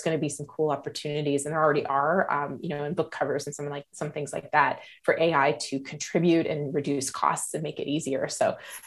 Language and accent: English; Canada; moved away as an adult; now in Las Vegas, United States; I'm a Canadian living in Las Vegas right now